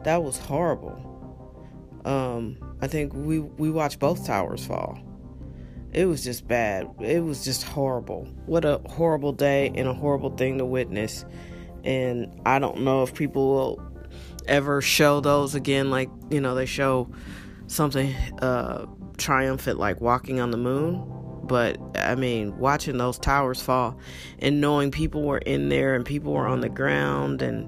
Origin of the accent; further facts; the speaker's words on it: United States; we're American